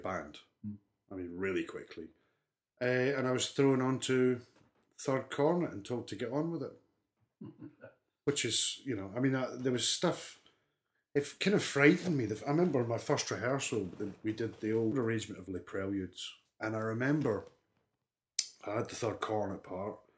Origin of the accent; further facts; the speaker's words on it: Armadale, Scotland, United Kingdom; accent: north of the border; also born or lived in Bathgate, Scotland; now in South Wales, United Kingdom; I was born in Bathgay, which is in West Lothian, Scotland. So West Lothian's an area halfway between Glasgow and Edinburgh. And I was born sort of in Bathgay. From the first 10, 11 years of my life, I lived in a little town called Armadale